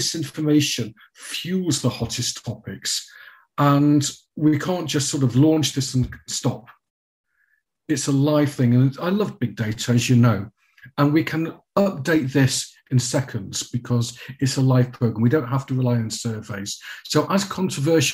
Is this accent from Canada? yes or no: no; United Kingdom; as a Brit